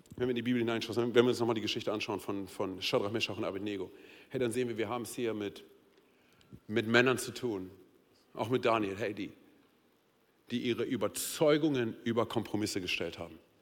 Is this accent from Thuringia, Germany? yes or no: no; Berlin, Germany; moved away as an adult; now in Hesse, Germany; meine Frau und ich, wir sind ja Berliner. Und wir sind als Berliner hier nach, hier nach Hessen gekommen.